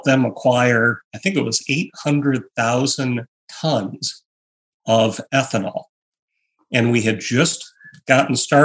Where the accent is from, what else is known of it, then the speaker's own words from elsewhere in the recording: Michigan, United States; I grew up in Michigan